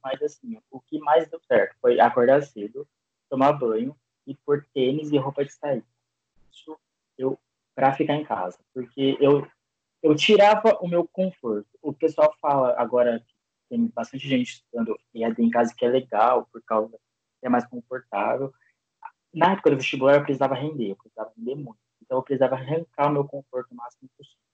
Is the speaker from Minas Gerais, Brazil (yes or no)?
no; Bauru, São Paulo, Brazil; moved away as an adult; now in Campinas, Brazil; eu sou de Bauru, interior de São Paulo também